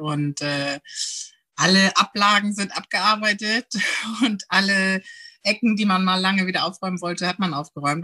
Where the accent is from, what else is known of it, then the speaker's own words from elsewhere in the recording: Heide, Schleswig-Holstein, Germany; moved away as an adult; also born or lived in Friedrichstadt; now in Amrum, Germany; komme gebürtig aus Dithmarschen und bin in Heide geboren, dort zur Schule gegangen